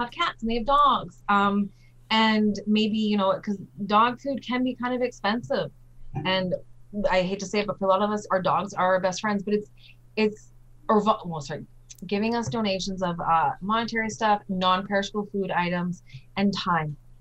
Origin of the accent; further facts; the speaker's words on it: Winnipeg, Manitoba, Canada; also born or lived in Nova Scotia; I was brought up in North Kildonan, uh, well, Nova Scotia and North Kildonan